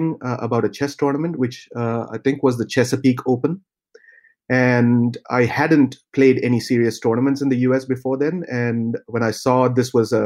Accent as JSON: {"language": "English", "town": "Thrissur", "region": "Kerala", "country": "India", "tie": "born or raised there", "also_born_or_lived": "Tamil Nadu", "said": "I was born in the state of Kerala in India, which is a small coastal state. So my hometown is Thrissur"}